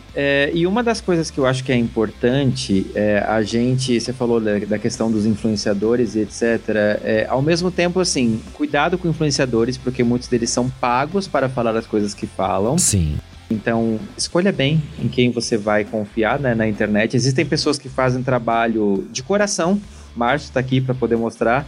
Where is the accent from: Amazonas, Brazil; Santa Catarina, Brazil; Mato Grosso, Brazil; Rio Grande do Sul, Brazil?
Santa Catarina, Brazil; now in São Paulo, Brazil; eu sou de Santa Catarina